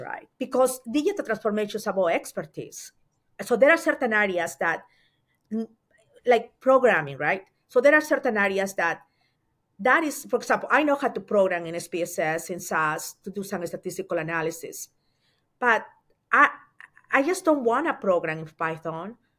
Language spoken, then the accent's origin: English; Mollendo, Arequipa, Peru; moved away as an adult; now in United States; I am from Peru. Um, I was born in a little town in the coast of Peru, and the name of the town is Mollendo